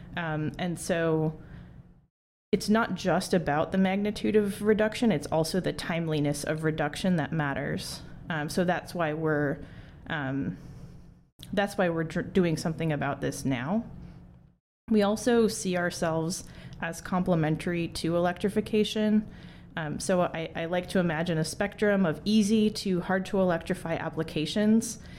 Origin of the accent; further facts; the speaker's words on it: Wisconsin, United States; I grew up in Wisconsin